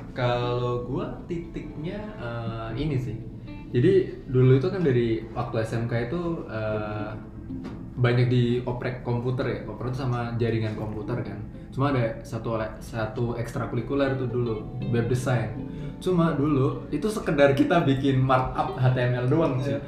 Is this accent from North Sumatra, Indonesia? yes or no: no; Kendal, Central Java, Indonesia; moved away as an adult; also born or lived in Semarang; now in Jakarta, Indonesia; kalau gua dari asalnya sendiri itu dari Kabupaten Kendal, salah satu daerah deket pantai